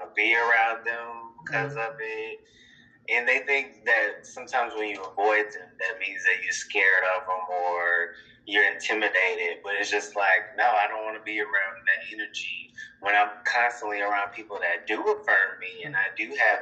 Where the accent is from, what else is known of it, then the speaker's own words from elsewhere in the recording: Deep South, United States; I come from the Deep South, Christian, Deep South culture, small town